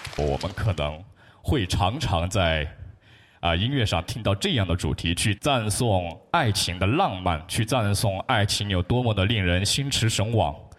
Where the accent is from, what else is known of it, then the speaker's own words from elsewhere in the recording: Chongqing, China; 我是一位来自重庆的小学语文班主任